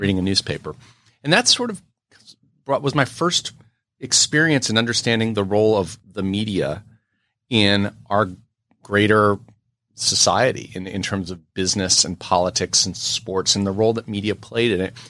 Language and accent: English; New York City, New York, United States; being born and raised in New York City